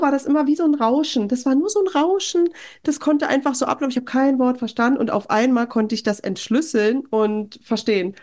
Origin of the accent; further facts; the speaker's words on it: Germany; moved away as an adult; now in Norway; als Deutscher